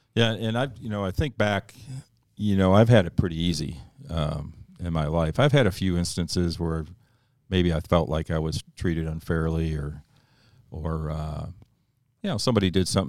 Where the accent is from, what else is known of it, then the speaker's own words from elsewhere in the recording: Northeast, United States; I grew up in the Northeast